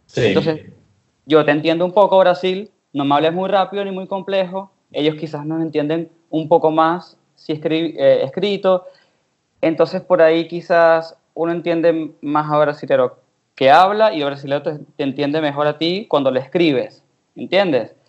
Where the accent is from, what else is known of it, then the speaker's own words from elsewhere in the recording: Venezuela; yo soy venezolano